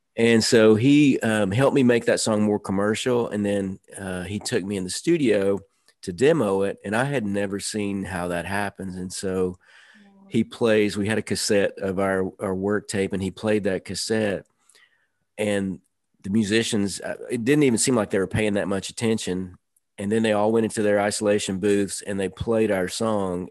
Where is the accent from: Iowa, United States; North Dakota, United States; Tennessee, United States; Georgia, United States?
Tennessee, United States; Nashville; I grew up in Nashville in the suburbs